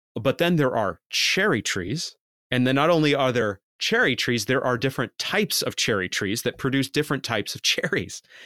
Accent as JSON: {"language": "English", "region": "Maine", "country": "United States", "said": "I'm from Maine."}